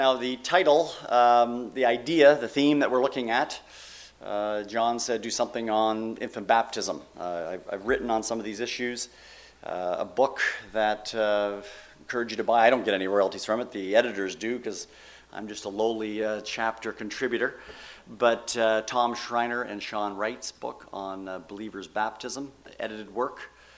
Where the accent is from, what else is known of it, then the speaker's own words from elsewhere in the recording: Canada; now in United States; When I came down from Canada, it was spelt C-H-I-L-I, and I thought it was North Chile.